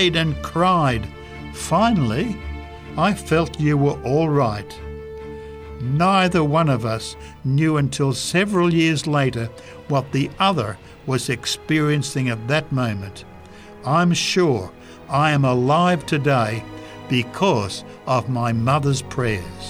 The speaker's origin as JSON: {"language": "English", "country": "United States", "moved": "as an adult", "lives_now": "Democratic Republic of the Congo", "said": "I'm an American."}